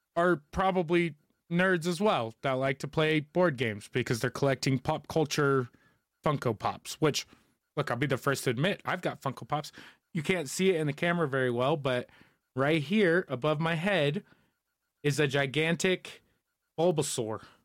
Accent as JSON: {"language": "English", "country": "United States", "said": "as an American, and especially a millennial one"}